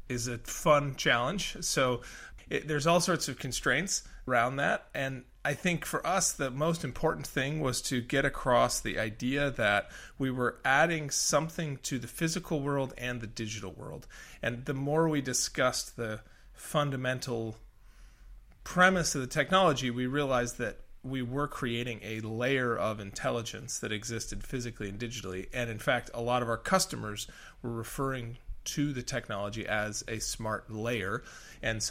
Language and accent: English; Colorado, United States; moved away; I come originally from Colorado, and Colorado is in the Western US, is a very, I would say, a place with a lot of water scarcity and history of conflict around water, splitting between urban and agricultural use. And water's always been something that I've been interested in because I grew up there